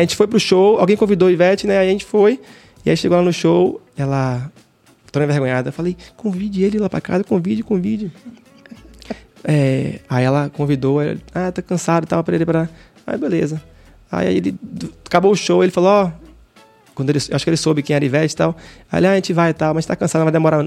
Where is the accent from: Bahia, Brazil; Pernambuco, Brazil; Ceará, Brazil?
Bahia, Brazil; Salvador; Eu nasci ali no Jardim Apipema. Hum. Ali perto de Shopping Barra